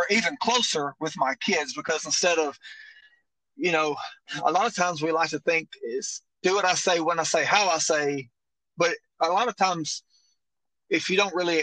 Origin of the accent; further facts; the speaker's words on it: northeast Mississippi, United States; I'm from Mobile, Mississippi, up in the northeast corner.